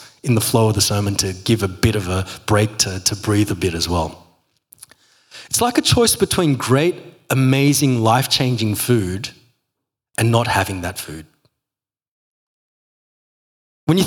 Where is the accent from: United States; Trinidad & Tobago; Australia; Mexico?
Australia; I'm Aussie